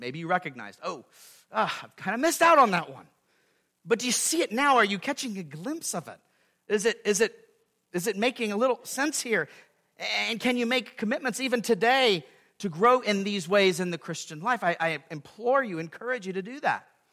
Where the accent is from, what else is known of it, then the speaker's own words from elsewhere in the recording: California, United States; moved away as an adult; now in Gallatin, United States; me and Stacy leaving where we grew up in California to serve this church here in Gallatin, Missouri